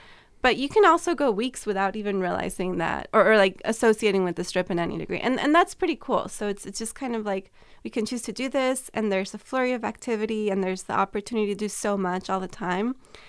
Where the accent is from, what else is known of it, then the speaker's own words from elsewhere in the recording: California, United States; so I'm originally from California. I went to Arizona and I thought, man, it's so hard to live here.